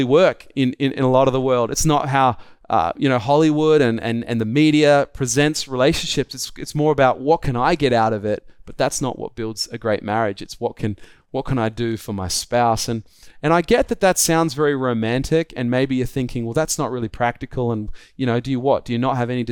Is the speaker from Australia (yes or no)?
yes; Australia; I'm an Australian